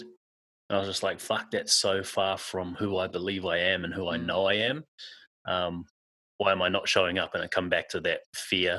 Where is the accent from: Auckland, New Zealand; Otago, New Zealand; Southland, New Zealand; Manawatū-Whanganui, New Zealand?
Auckland, New Zealand; now in Perth, Australia; I grew up in South Auckland, New Zealand, a suburb called Manurewa. And I now live in Perth, Western Australia.